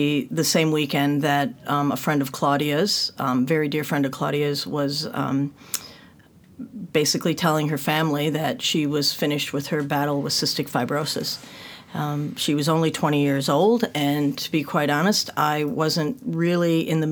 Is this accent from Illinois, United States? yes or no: no; north of Detroit, Michigan, United States; moved away as an adult; now in Melbourne, Australia; I was born and raised north of Detroit